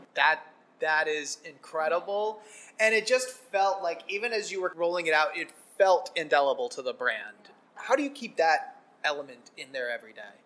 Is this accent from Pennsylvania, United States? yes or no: yes; Scranton, Pennsylvania, United States; I grew up in Scranton, Pennsylvania.